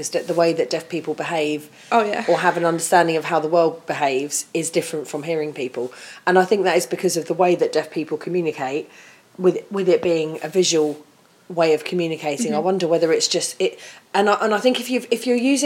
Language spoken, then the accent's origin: English; United Kingdom; we as British people